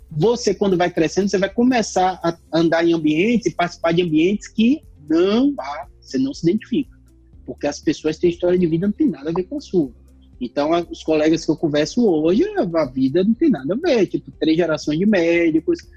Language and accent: Portuguese; Rio Grande do Sul, Brazil; eu sou do Rio Grande do Sul e aqui no Rio Grande do Sul nós temos uma população negra muito pequena.